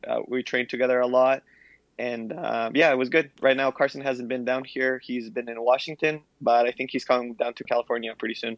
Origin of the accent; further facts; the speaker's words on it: Ecuador; now in United States; I was a kid growing up in Ecuador